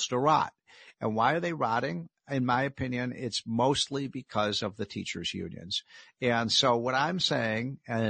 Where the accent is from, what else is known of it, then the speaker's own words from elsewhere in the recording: Chicago, Illinois, United States; I come from Chicago